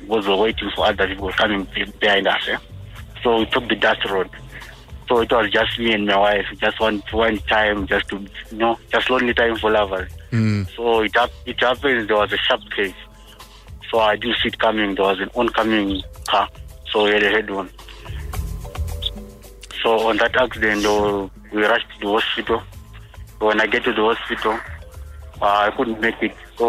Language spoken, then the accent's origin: English; Vosloorus, Gauteng, South Africa; I'm from Vosloorus